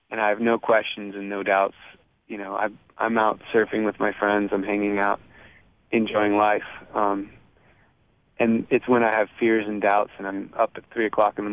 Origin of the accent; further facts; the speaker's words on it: California, United States; also born or lived in Boston / Virginia; So I was born in California, uh, lived there for five years, then moved to Boston for seven years, and moved to Virginia for four years, then moved back to California